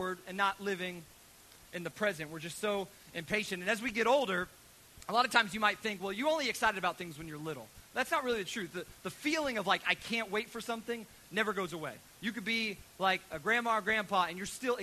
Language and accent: English; United States; as American children